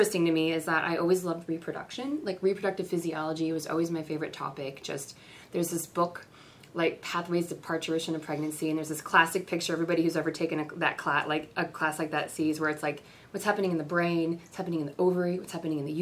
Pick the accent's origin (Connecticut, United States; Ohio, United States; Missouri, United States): Missouri, United States; Kansas City; moved away; I'm from Kansas City